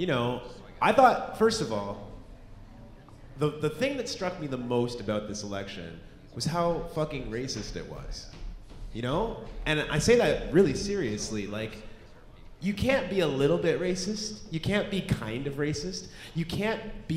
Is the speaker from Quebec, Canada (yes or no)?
no; Oshawa, Ontario, Canada; also born or lived in Red Deer, Alberta / Kingston, Ontario; Born in Red Deer, Alberta, but grew up in Oshawa.